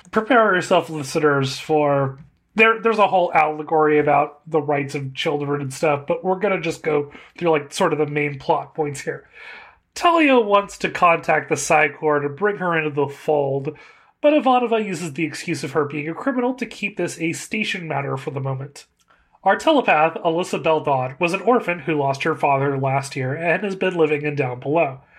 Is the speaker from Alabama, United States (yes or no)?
no; California, United States; as a Californian